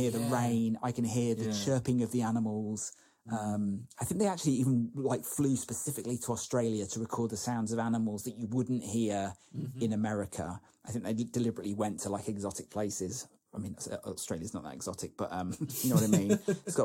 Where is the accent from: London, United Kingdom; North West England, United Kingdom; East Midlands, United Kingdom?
East Midlands, United Kingdom; Lincolnshire; where I grew up in Lincolnshire, the local newspaper was the Lincolnshire Echo